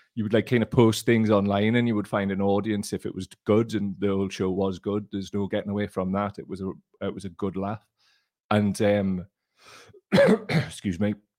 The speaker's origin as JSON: {"language": "English", "town": "Gateshead", "region": "North East England", "country": "United Kingdom", "said": "I'm from Gateshead. We barely speak English"}